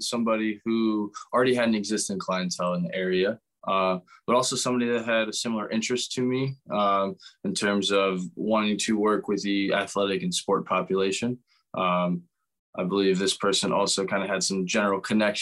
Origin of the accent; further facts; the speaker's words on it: Pennsylvania, United States; also born or lived in South Florida; I'm originally from Pennsylvania here. I grew up around here